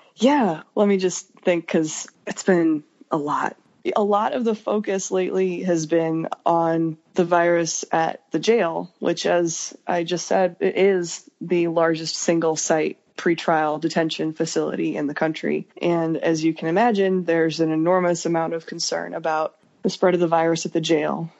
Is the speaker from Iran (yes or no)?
no; Idaho Falls, Idaho, United States; also born or lived in Salt Lake City, Utah; I was born in Salt Lake City, Utah but my family moved about three and a half hours north of there when I was like kindergarten age to a small ish city called Idaho Falls, Idaho.